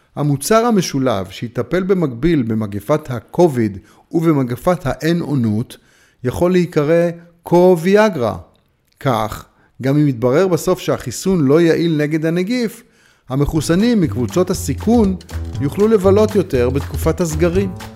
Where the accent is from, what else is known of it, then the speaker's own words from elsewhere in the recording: Haifa, Haifa District, Israel; כשהייתי נער חיפאי וחבר בתנועת הצופים